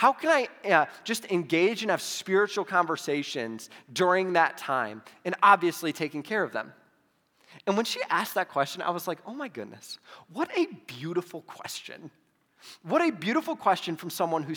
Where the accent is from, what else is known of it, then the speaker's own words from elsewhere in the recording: Toledo, Ohio, United States; now in Arizona, United States; I grew up in Toledo, Ohio